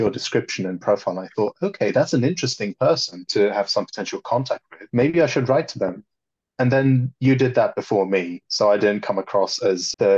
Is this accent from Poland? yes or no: yes; Poland; growing up in Poland in a very, very different environment